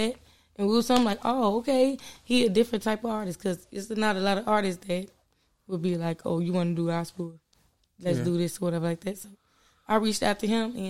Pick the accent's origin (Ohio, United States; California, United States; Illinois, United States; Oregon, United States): Illinois, United States; Chicago; I grew up on Chicago Avenue in Lyndale, so I went to the school called Radisson